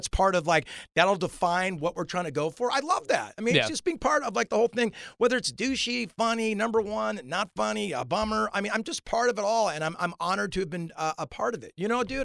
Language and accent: English; Newport Beach, California, United States; from Newport Beach, California